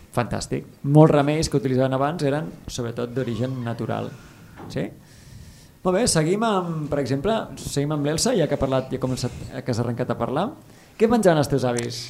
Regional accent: Ebro Delta, Catalonia, Spain; sóc del Delta de l'Ebre

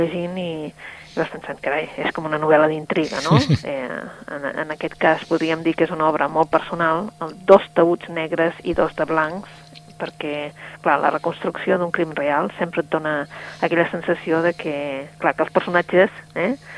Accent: Catalonia, Spain; nosaltres sentíem que som catalans

